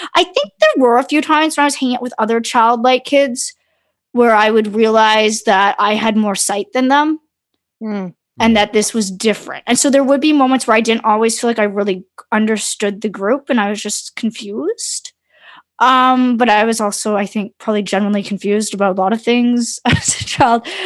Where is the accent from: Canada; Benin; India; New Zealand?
Canada; Brantford, Ontario; also born or lived in London, Ontario; I grew up in Brantford in the mid 90s